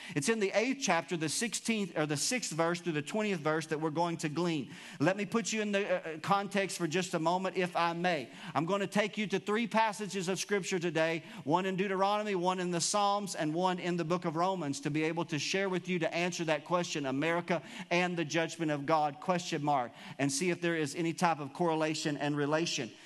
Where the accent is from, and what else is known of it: United States